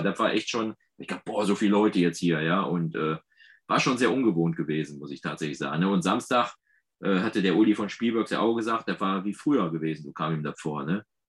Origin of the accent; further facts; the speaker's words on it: Ruhr area, North Rhine-Westphalia, Germany; accent: Ruhrgebiet; ich merke da gar nicht, dass ich so Ruhrgebietszeug spreche